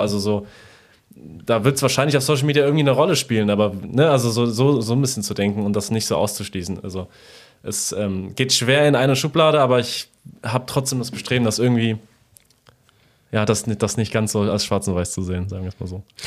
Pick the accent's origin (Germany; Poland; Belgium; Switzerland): Poland; moved away; in meiner Kindheit in Polen